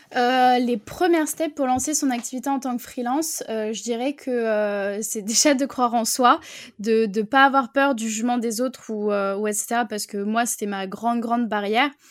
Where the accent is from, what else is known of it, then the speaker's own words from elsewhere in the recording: Bordeaux, Nouvelle-Aquitaine, France; moi, je viens de Bordeaux